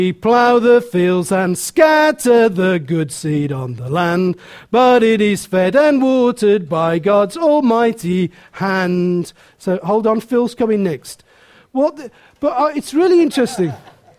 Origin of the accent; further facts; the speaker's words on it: Willenhall, West Midlands, United Kingdom; I was born in Willenhall, and I was born in poverty